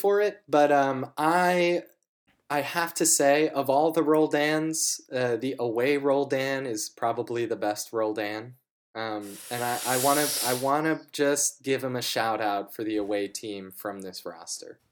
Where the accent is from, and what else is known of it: United States